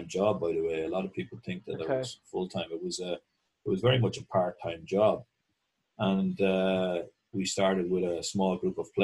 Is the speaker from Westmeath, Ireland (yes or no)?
yes; Mullingar, Westmeath, Ireland; moved away; I was from Mullingar originally